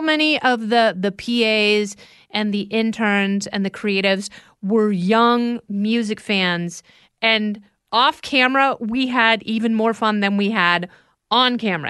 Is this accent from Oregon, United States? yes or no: yes; Oregon, United States; also born or lived in Indiana; I grew up in Oregon. I was born in Indiana, and my, my parents went westward and just sort of stayed in Oregon